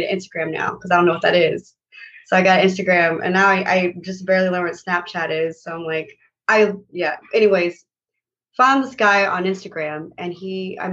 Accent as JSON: {"language": "English", "town": "El Paso", "region": "Texas", "country": "United States", "tie": "born or raised there", "also_born_or_lived": "Lubbock, Texas / New York City", "moved": "as an adult", "lives_now": "Atlanta, United States", "said": "while in Texas, my hometown, El Paso"}